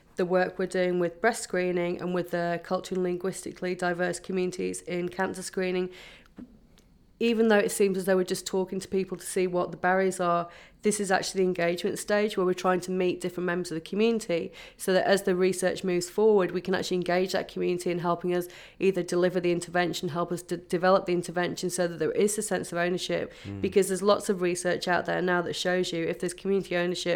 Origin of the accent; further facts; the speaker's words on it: England, United Kingdom; born there; English. I do have Irish parents, but I was born in England, okay.